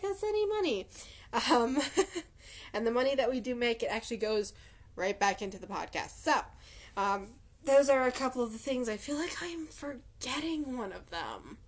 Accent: Colorado, United States; I'm from North America, Colorado specifically

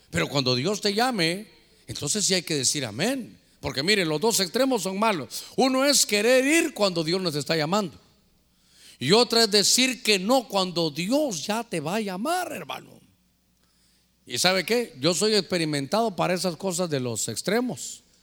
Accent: Guatemala; born there; yo realmente nací en Guatemala, pero yo ya iba a terminar mi carrera siendo catracho, hermano.

